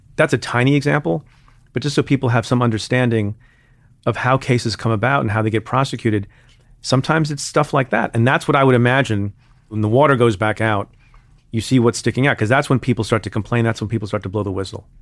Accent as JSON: {"language": "English", "region": "New Jersey", "country": "United States", "tie": "born or raised there", "said": "I grew up in Jersey"}